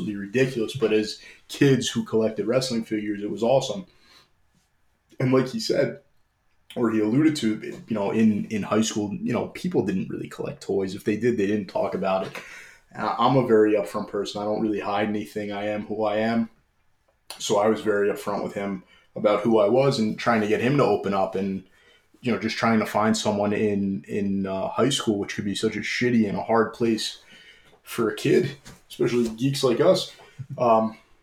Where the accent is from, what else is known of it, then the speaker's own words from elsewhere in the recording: Old Bridge, New Jersey, United States; we're from Central New Jersey. This was in Old Bridge.